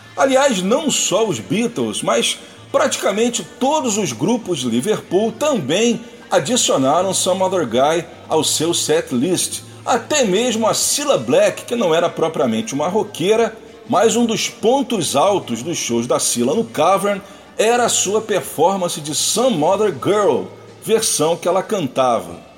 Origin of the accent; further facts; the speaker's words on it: Brazil; nós meros brasileiros mortais